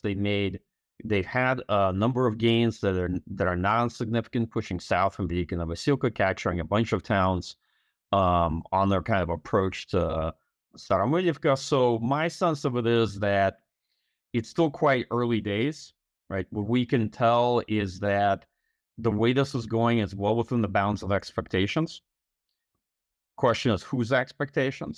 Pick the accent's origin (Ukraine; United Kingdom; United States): Ukraine; moved away; I'm from Ukraine